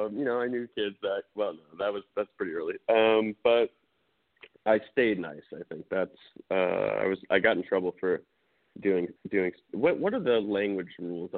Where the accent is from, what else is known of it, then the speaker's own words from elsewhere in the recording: Westchester, New York, United States; also born or lived in Queens; I grew up in a few places, but started in Queens, very quickly moved to Westchester, New York when I was like a month old.